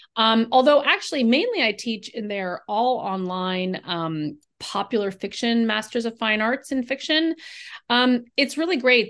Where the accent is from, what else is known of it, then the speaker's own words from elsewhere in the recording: California, United States; I grew up in California